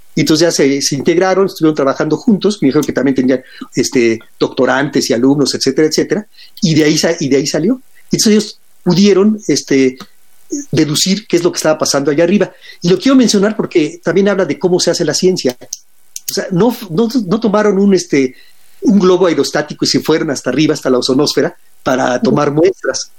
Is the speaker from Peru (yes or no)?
no; Mexico; siendo mexicanos